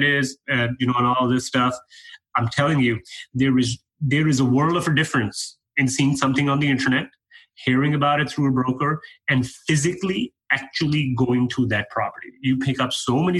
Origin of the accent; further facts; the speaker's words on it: Canada; moved away as an adult; now in United States; I'm a Canadian guy. I moved down to the U.S. 3 years ago